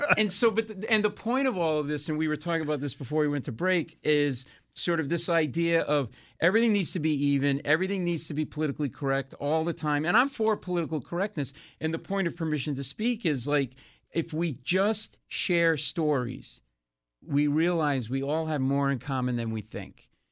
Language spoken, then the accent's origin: English; Rhode Island, Connecticut, New England, United States; moved away as an adult; also born or lived in New York; I grew up in New England and Rhode Island and in Connecticut